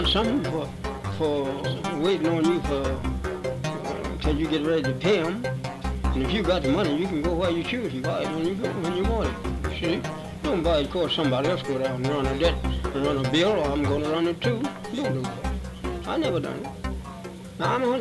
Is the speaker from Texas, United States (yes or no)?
no; Charlottesville, Virginia, United States; I was born in Charlottesville, Virginia